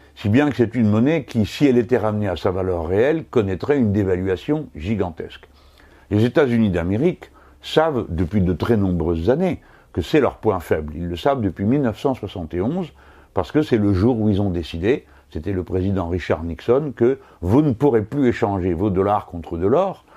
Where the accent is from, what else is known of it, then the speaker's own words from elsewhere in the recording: France; nous autres Français